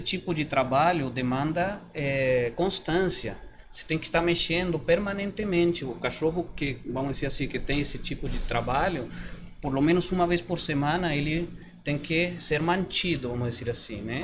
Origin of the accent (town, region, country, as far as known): Mendoza, Argentina; Portuguese is a second language; moved away as an adult; now in Brazil